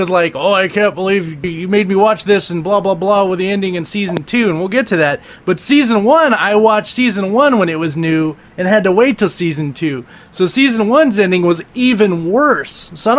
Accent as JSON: {"language": "English", "region": "California", "country": "United States", "said": "we're both from California"}